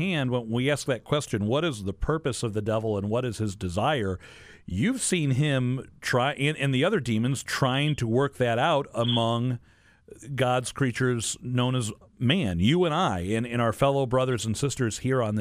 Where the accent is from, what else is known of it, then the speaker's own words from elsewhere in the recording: St. Louis, Missouri, United States; here in my hometown of St. Louis, Missouri